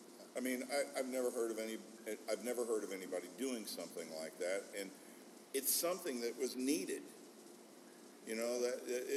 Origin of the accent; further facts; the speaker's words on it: United States; I grew up on the Mississippi River, right?